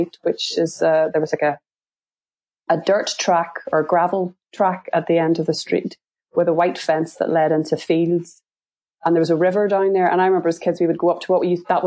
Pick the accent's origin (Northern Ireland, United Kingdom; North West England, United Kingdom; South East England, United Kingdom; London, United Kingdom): Northern Ireland, United Kingdom; Portstewart; also born or lived in Belfast / America; growing up in Port Stewart, it was quite quiet